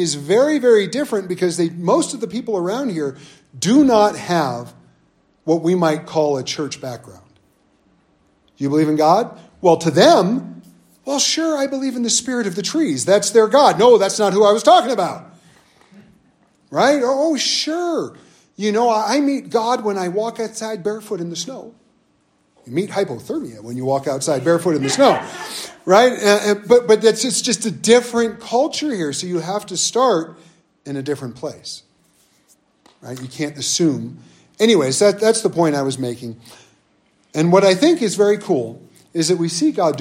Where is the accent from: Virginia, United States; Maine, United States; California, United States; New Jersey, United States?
California, United States; Southern; moved away as an adult; also born or lived in North Dakota; I grew up in Southern California